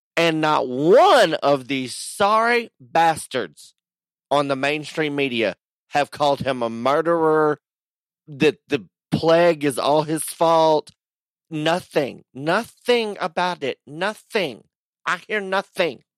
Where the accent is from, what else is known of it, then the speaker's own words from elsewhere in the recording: Texas, United States; moved away; there was no gas in my hometown. When I left for San Antonio